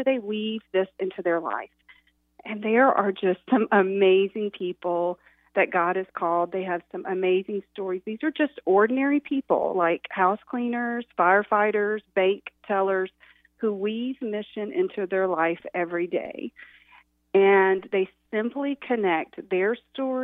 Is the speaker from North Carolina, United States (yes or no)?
yes; Boone, North Carolina, United States; now in Fishersville, United States; I grew up in Boone. I'm a mountain girl, and now I raise my family and my two girls in Fishersville, Virginia